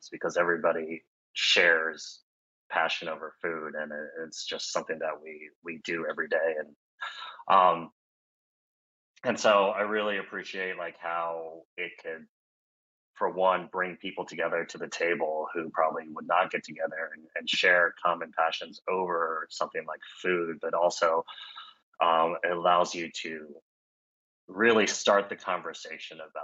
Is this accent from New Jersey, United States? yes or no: no; Arkansas, United States; moved away; growing up in Arkansas